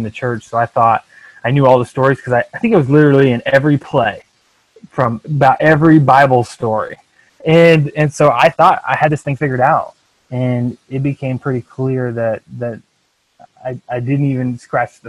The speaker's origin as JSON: {"language": "English", "region": "Iowa", "country": "United States", "tie": "born or raised there", "moved": "yes", "lives_now": "Branson, Missouri, United States", "said": "growing up in Iowa"}